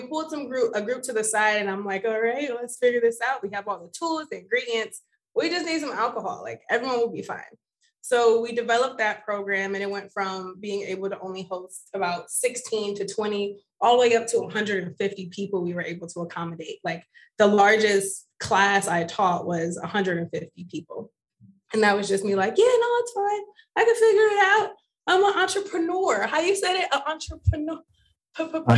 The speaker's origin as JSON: {"language": "English", "town": "Cleveland", "region": "Ohio", "country": "United States", "tie": "born or raised there", "moved": "yes", "lives_now": "New York City, United States", "said": "I am born and raised in Cleveland, Ohio"}